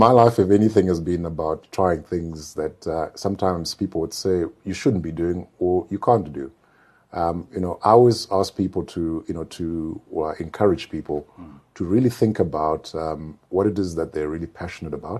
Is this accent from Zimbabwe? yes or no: yes; Mutare, Manicaland, Zimbabwe; also born or lived in Goromonzi, Zimbabwe; I come from a small town. Yes, I grew up in Mutare